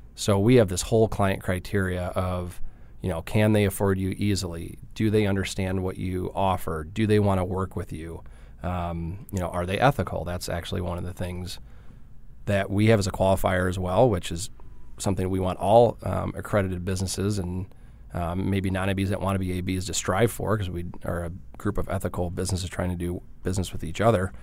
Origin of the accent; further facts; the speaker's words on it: Trenton, Michigan, United States; accent: Midwest; moved away; I grew up in Detroit, uh, just south, small town called, uh, Trenton.